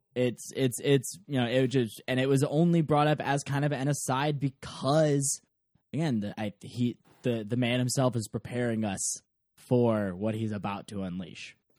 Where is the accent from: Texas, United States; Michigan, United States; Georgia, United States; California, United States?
Michigan, United States; Ann Arbor; I grew up in Ann Arbor, Michigan